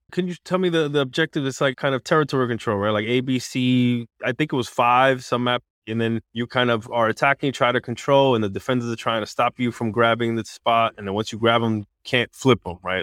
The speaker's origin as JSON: {"language": "English", "region": "New York", "country": "United States", "tie": "born or raised there", "said": "my hometown is New York"}